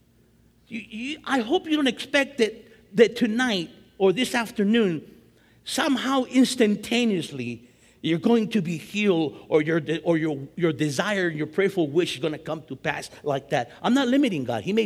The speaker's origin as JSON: {"language": "English", "town": "East Los Angeles", "region": "California", "country": "United States", "said": "my wife and I, we want to get out because we're both from East"}